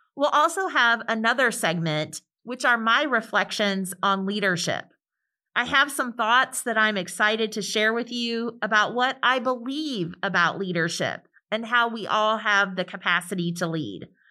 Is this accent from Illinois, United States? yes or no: yes; central Illinois, United States; moved away as an adult; also born or lived in Atlanta, Georgia; now in Mississippi, United States; I was born outside of Atlanta, but my family relocated to central Illinois when I was a little girl